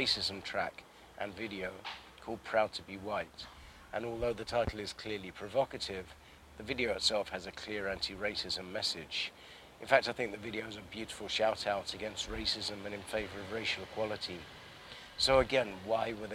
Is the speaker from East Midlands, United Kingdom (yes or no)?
no; London, United Kingdom; I grew up in Northwest London and I'm in Southeast now